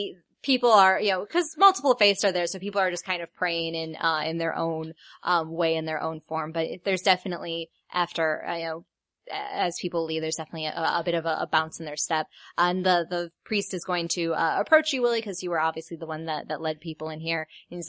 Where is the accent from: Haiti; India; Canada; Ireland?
Ireland; I'm Irish. I'm allowed to say it.